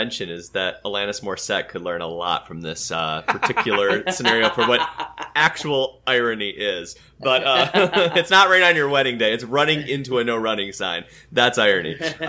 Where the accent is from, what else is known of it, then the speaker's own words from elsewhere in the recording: Grand Rapids, Michigan, United States; Michigan Adventure, it's in Muskegon, which is about an hour and a half from where we grew up in Grand Rapids.